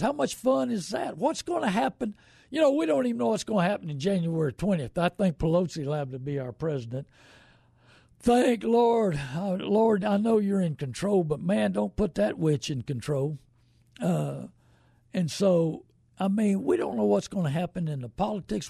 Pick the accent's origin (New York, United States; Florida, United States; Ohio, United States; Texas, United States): Texas, United States; New Braunfels; born and raised in New Braunfels